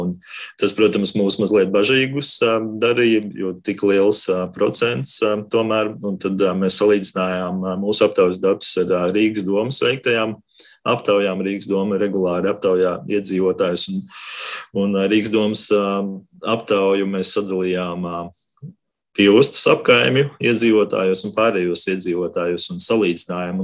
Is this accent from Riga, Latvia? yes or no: yes; Riga, Latvia; Es esmu uzaugusi Ilģuciemā, Ilģuciemā un Dzirciemā uz robežas